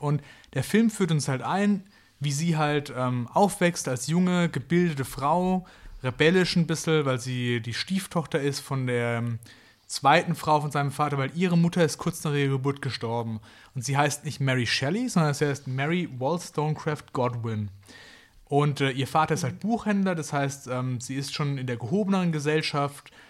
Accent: Kraichgau, Baden-Württemberg, Germany; da wo ich herkomme, das schöne Kraichgau

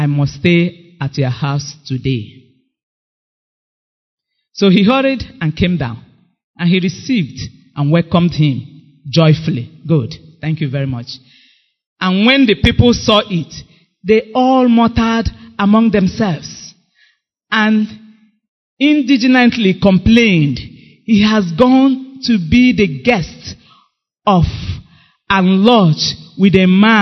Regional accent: Item, Abia, Nigeria; now in Enugu, Nigeria; I came from Item.

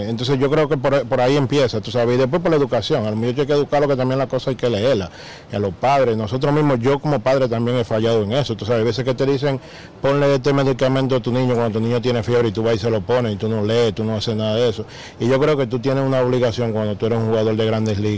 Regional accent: Dominican Republic; pero para nosotros no hace sentido como dominicanos

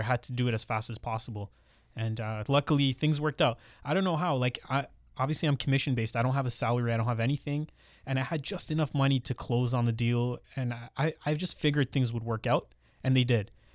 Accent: Mississauga, Ontario, Canada; also born or lived in Brampton; I grew up in Mississauga and then later moved to Brampton

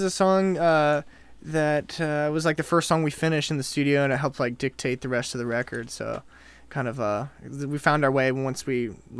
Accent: New Orleans, Louisiana, United States; now in Nashville, United States; So me and my brother are from New Orleans.

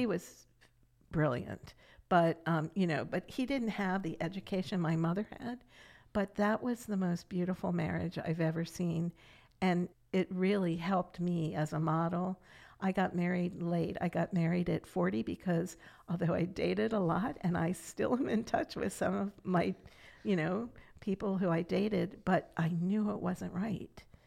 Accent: Catonsville, Maryland, United States; also born or lived in Silver Spring, Maryland; I grew up in Catonsville, Maryland until I was 12 and then we moved to Silver Spring

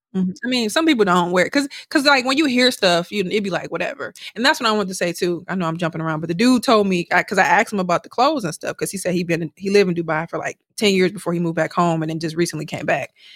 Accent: Milwaukee, Wisconsin, United States; now in Houston, United States; from Milwaukee

